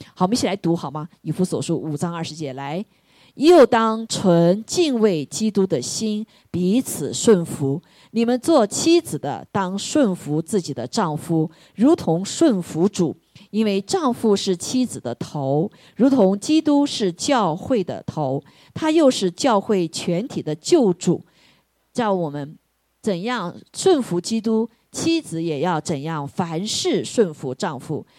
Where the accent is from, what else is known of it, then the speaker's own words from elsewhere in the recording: China; moved away as an adult; now in United States; 我们在这个中国长大的